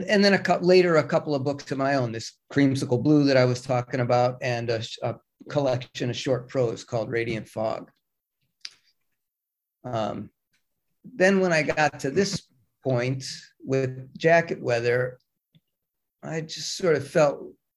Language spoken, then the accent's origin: English; Cleveland, Ohio, United States; moved away as an adult; also born or lived in Brooklyn, New York; I grew up in Cleveland. I moved to New York